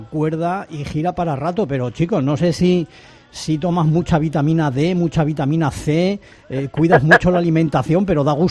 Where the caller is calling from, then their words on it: Bilbao, Basque Country, Spain